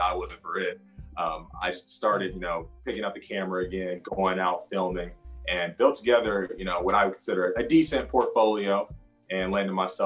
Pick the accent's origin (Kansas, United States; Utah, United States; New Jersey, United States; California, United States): Kansas, United States; Wichita; moved away as an adult; also born or lived in Washington State; now in Arizona, United States; I grew up in Wichita, graduated from Wichita Heights